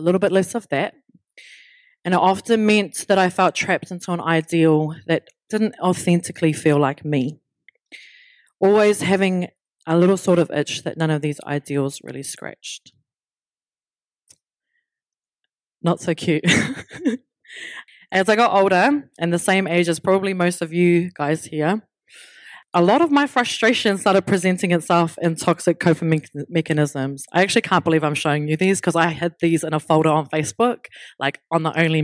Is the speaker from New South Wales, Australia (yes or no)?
no; Brisbane, Queensland, Australia; I was born in Brisbane, Australia, and I did most of my schooling unaware of my whakapapa.